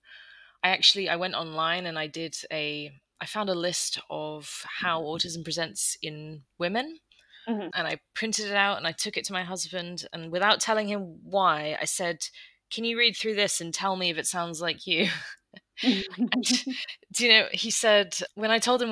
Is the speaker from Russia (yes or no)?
no; United Kingdom; moved away as an adult; also born or lived in London; now in Netherlands; I live in the Netherlands. I'm British, but we moved out about 7 years ago now.